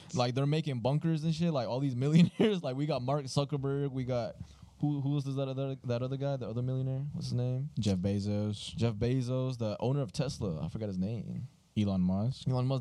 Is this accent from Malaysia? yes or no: no; Colombia; now in United States; we were raised in Colombia, so it's very different over there.